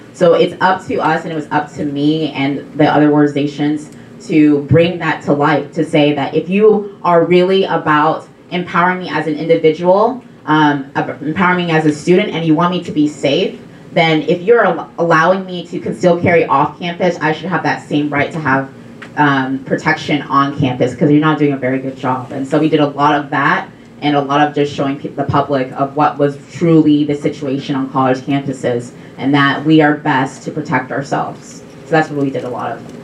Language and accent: English; Texas, United States; I'm actually from Texas